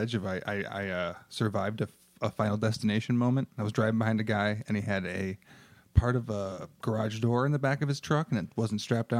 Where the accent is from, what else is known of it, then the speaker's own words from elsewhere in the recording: Michigan, United States; I grew up in Michigan, which was a good, I don't know, 6 or something hour drive from it.